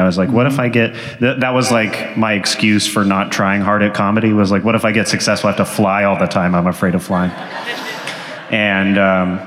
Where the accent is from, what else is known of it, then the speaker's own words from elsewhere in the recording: Tennessee, United States; I'm from Tennessee